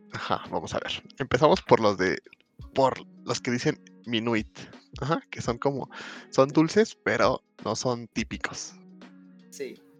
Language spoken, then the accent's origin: Spanish; Mexico; yo soy mexicano